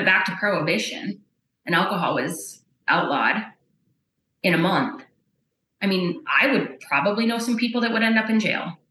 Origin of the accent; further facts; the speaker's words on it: Bowman County, North Dakota, United States; growing up in Bowman County